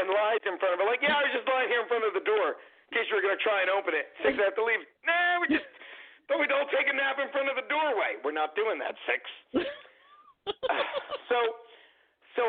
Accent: Vineland, New Jersey, United States; growing up in Vineland, growing up on a farm, going to high school in South Jersey

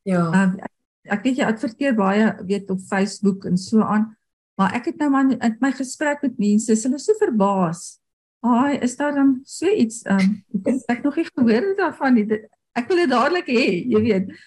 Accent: Potchefstroom, North West, South Africa; first language Afrikaans; En ek het op Potchefstroom groot geword en daar het ons eintlik nooit Engels gepraat nie

